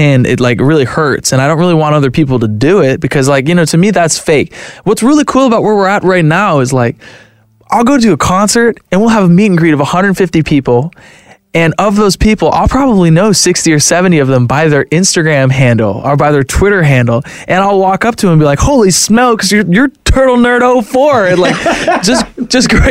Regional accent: Florida, United States; I'm from Florida.

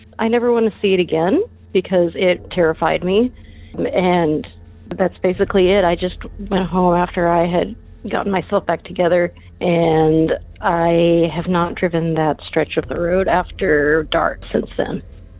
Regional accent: Texas, United States

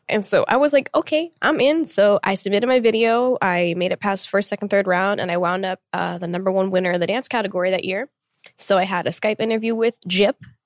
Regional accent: Tulsa, Oklahoma, United States; moved away as an adult; being born and raised there for twenty-one years

